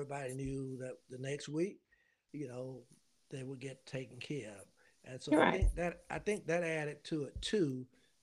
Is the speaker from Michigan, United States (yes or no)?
no; Louisburg, North Carolina, United States; I grew up in Lewisburg, North Carolina. It's about 30 miles north of Raleigh, the capital.